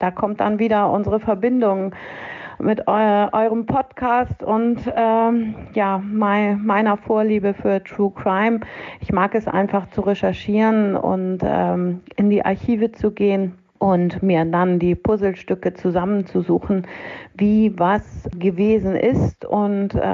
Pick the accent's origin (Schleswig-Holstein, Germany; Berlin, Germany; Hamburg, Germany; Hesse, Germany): Hamburg, Germany; Ich bin waschechte Hamburgerin, also nicht nur in Hamburg geboren, sondern ähm, es gibt auch ein paar Generationen vor mir in der Familie, die, die hier schon geboren worden sind.